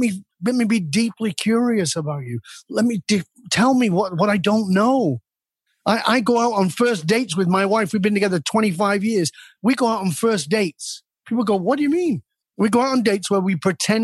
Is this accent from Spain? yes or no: no; the north of England, United Kingdom; moved away; I was born in Northern England in a ghetto surrounded by violence and crime and addiction.